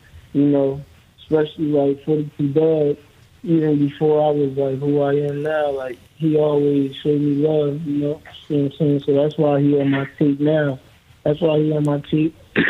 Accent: Virginia, United States; also born or lived in North Philadelphia, Pennsylvania; I'm from North Philly, but I grew up in Virginia

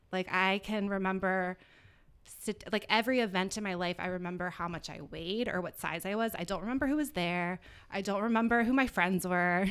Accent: Virginia Beach, Virginia, United States; moved away as an adult; now in South Florida, United States; I'm originally from Virginia Beach, Virginia

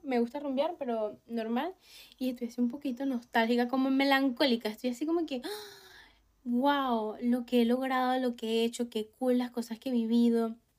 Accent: Venezuela; Yo sé que yo soy una persona venezolana

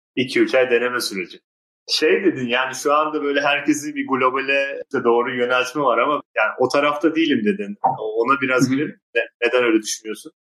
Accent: Turkey; Akdeniz insanı olarak Türkler bunu iyi yapıyor yani. Biz işte bayağı insan ağırlamayı severiz

